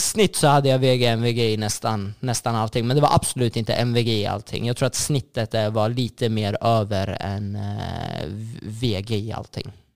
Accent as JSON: {"language": "Swedish", "town": "Sollentuna", "region": "Stockholm County", "country": "Sweden", "tie": "born or raised there", "said": "jag är uppvuxen i Sollentuna, eh, mer, mer specifikt Malvägen"}